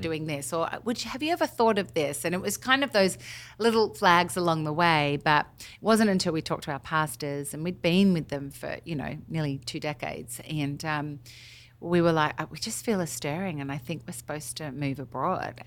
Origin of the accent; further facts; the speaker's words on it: Australia; moved away as an adult; now in Nashville, United States; I'm obviously through and through Aussie on the inside, but completely acclimated to being American